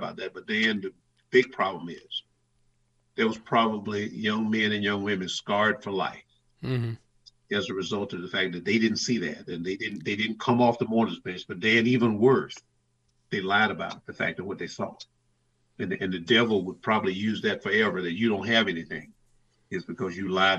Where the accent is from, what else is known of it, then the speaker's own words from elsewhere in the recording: the South, United States; growing up in the South that I grew up